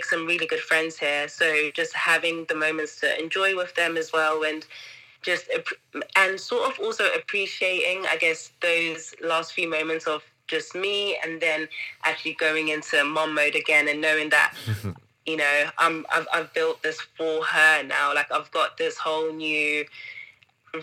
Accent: Zimbabwe; now in Cayman Islands; I'm from Zimbabwe

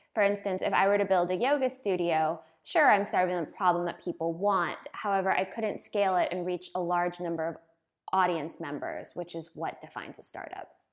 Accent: United States; moved away as an adult; now in Berlin, Germany; I'm from America

